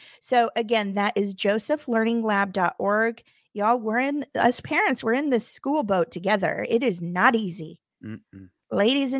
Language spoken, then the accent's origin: English; Midwest, United States; born there; I'm sorry. I was born in the Midwest. It comes out